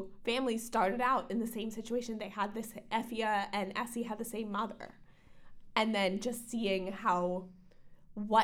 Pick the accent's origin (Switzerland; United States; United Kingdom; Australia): United States; growing up in America